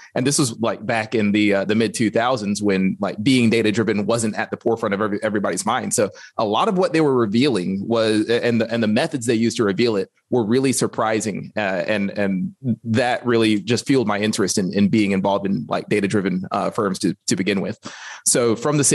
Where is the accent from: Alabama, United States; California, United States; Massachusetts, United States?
Alabama, United States; growing up in Alabama